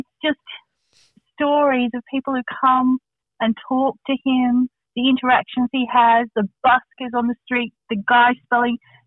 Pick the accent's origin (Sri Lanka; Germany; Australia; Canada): Australia; moved away; As someone who grew up in a country town